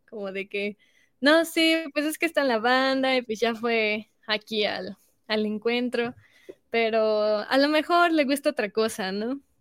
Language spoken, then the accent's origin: Spanish; Mexico; estamos representando a nuestro país